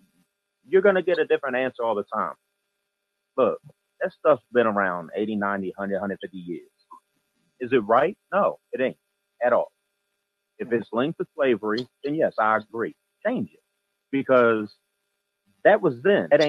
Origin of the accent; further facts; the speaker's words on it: Chicago, Illinois, United States; I'm from Southside Chicago